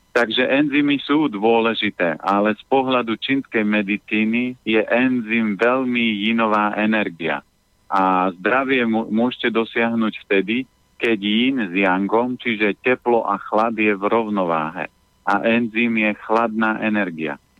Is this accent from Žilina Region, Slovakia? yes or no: yes; Orava, Žilina Region, Slovakia; moved away; ja pochádzam z Oravy